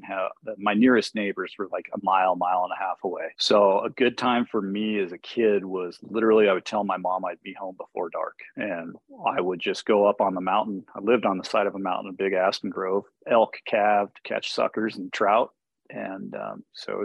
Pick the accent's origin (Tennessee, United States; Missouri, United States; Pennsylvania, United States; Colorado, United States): Colorado, United States; Steamboat Springs; I grew up on a small ranch just south of my hometown here, Steamboat Springs